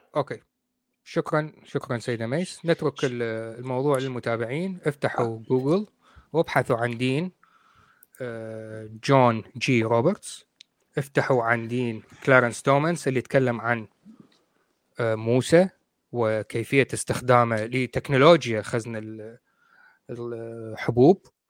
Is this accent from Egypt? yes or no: no; Iraq; also born or lived in Coventry, United Kingdom; now in United Kingdom; انا رجل بريطاني انا اصلي عراقي